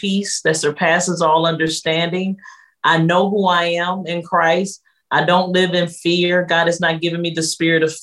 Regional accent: Detroit, Michigan, United States; I come from Detroit, Michigan, here in the States

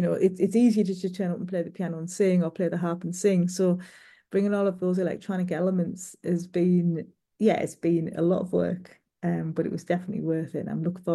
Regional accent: England, United Kingdom; I'm not from Newcastle. I'm from a little bit further south than that, but I spent a lot of time there

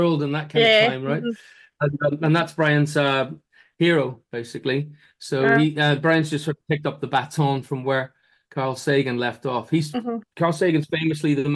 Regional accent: Ireland; moved away; also born or lived in London; As an Irishman

